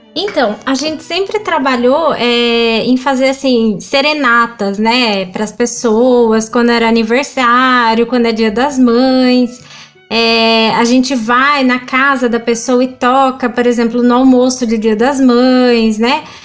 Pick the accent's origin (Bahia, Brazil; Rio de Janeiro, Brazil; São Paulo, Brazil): São Paulo, Brazil; Limeira; quando eu era criança, aqui no, em Limeira tem um projeto pela prefeitura que é uma escola livre de música